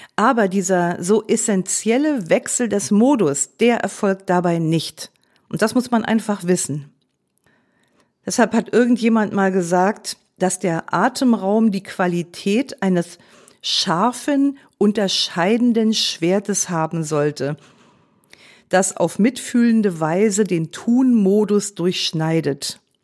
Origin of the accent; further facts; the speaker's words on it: Germany; als Deutsche sind wir